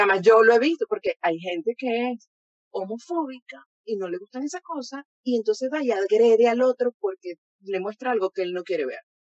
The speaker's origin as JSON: {"language": "Spanish", "country": "Venezuela", "said": "soy venezolana"}